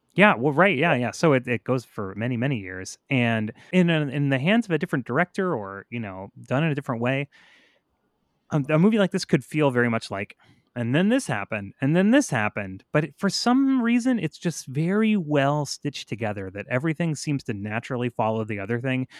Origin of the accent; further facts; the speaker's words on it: the South, United States; I'm from the South